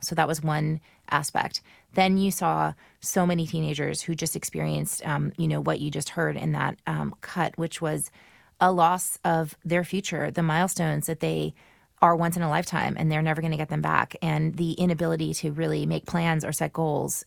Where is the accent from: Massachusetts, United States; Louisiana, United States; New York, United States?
Louisiana, United States; New Orleans; moved away as an adult; now in Brooklyn, United States; my hometown in New Orleans